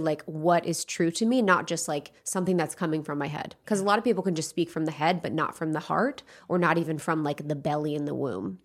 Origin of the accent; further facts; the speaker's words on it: Ohio, United States; moved away as an adult; now in Los Angeles, United States; I grew up in the Midwest in Ohio, in a place where not many people did what they loved.